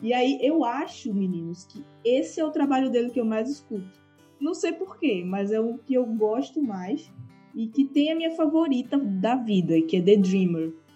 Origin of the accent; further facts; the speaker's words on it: Carpina, Pernambuco, Brazil; now in Aveiro, Portugal; Aveiro tem o tamanho da minha cidade natal em Pernambuco, Carpina, que ninguém nunca ouviu falar sabe?